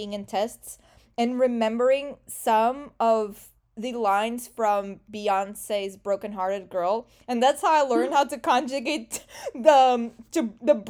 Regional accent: Portugal; English is a second language; The way in Portugal that we are taught English, it's the same exact depth as we study Portuguese

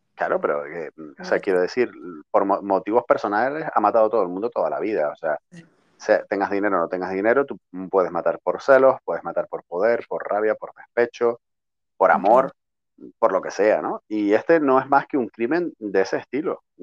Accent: Tenerife, Canary Islands, Spain; tú como tinerfeña que eres como yo

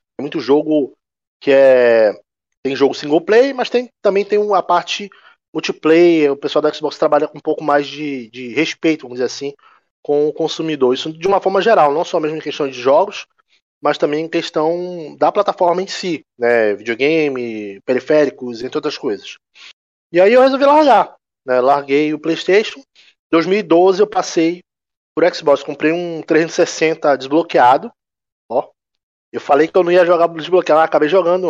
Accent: Belém, Pará, Brazil; now in Manaus, Brazil; atualmente eu sou, eu moro em Manaus, mas eu não sou nascido aqui. Eu sou nascido em Belém, né, estado do Pará

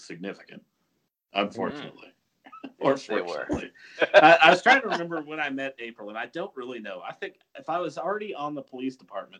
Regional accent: Guymon, Oklahoma, United States; I grew up in Guymon

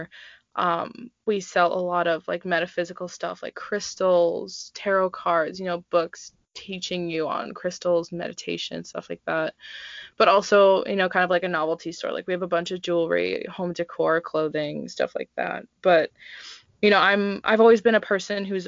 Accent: Minnesota, United States; now in Tucson, United States; I'm originally from Minnesota, the coldest place on earth

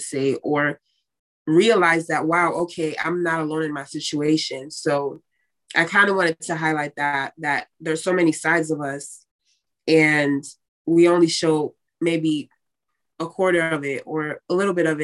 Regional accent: West Palm Beach, Florida, United States; I am from West Palm Beach, Florida

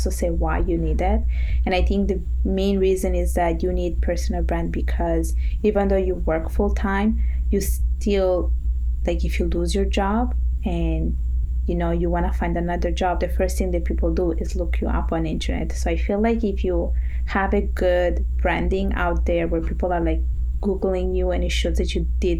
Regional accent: Italy; now in Montreal, Canada; I was born and raised in Italy

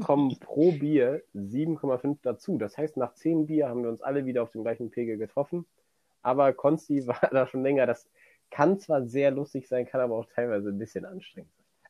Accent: near Cologne, North Rhine-Westphalia, Germany; du kommst aus der Nähe von Köln

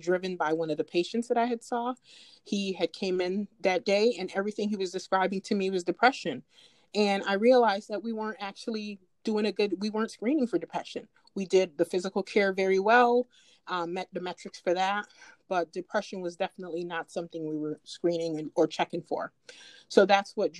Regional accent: Rochester, New York, United States; also born or lived in Jamaica; I grew up in Rochester

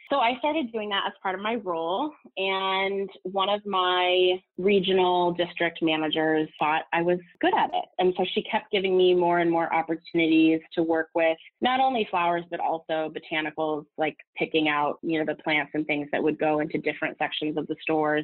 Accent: Southern California, United States; moved away as an adult; also born or lived in Los Angeles, United States; now in New York, United States; I'm from Southern California and had moved

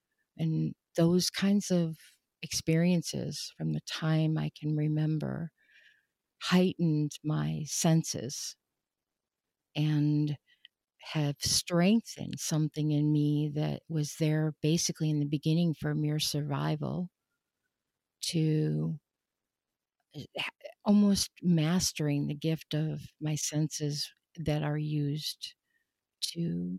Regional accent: Rochester, New York, United States; born there; I was born in Rochester, New York, 1963. We moved several times in my life.

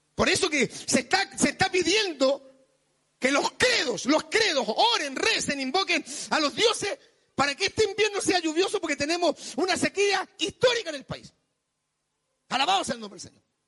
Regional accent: Chile; somos chilenos.

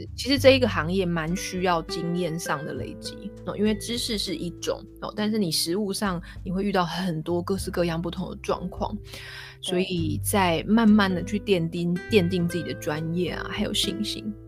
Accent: Kaohsiung, Taiwan; moved away as an adult; also born or lived in Taipei / United States; now in London, United Kingdom; 那我高雄人，我就搬回高雄

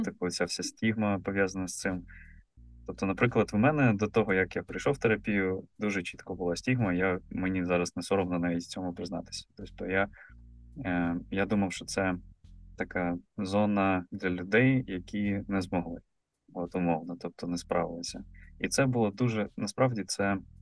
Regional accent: Mykolaiv, Mykolaiv Oblast, Ukraine; я з Миколаєва

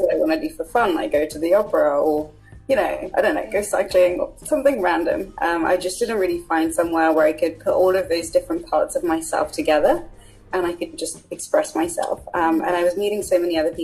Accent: Buckinghamshire, South East England, United Kingdom; also born or lived in Zimbabwe / London; I was born in Zimbabwe, came to the UK when I was about 6, 7, and grown up in Buckinghamshire

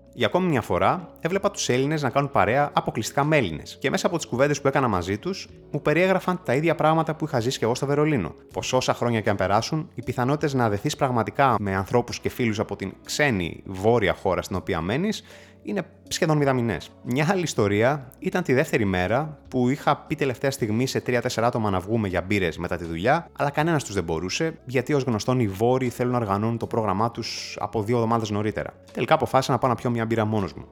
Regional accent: Greece; moved away; also born or lived in Berlin, Germany; στην πατρίδα μου

